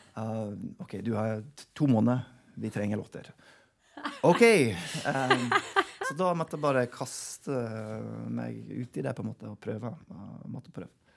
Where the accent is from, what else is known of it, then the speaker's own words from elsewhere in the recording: Oklahoma, United States; Norwegian is a second language; moved away as an adult; also born or lived in Chicago / Wisconsin; now in Norway; der jeg vokste opp. I Oklahoma